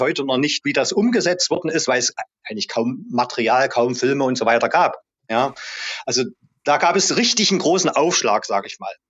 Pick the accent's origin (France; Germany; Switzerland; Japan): Germany; East Germany; also born or lived in Halle; bei uns im Osten, in Ostdeutschland, in der DDR